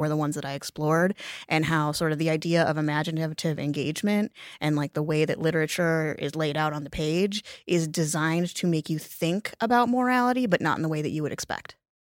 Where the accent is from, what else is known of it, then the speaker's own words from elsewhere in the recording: Lake Geneva, Wisconsin, United States; moved away as an adult; also born or lived in New York City; I was born in Lake Geneva, Wisconsin, um, a town of, at the time, about five thousand people